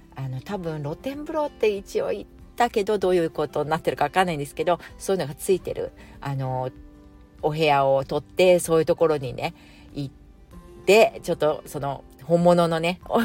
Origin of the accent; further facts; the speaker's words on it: Japan; now in Singapore; 私がまあ一応日本人だし、日本わかるから